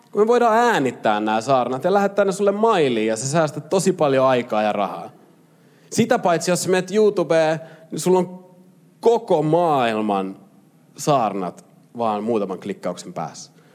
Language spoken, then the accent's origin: Finnish; Lahti, Päijät-Häme, Finland; moved away; mä oon Lahdesta kotosi ja Lahdessa mä pelasin futista